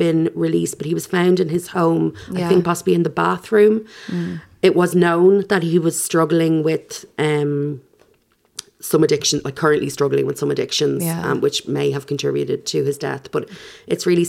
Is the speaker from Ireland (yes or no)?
yes; Ireland; as an Irish person